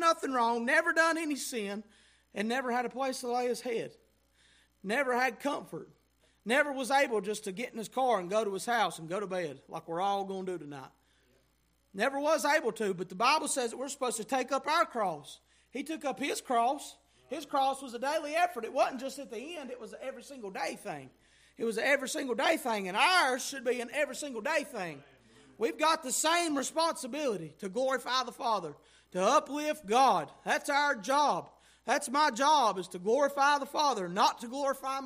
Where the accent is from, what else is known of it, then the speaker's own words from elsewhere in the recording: United States; Us as American Christians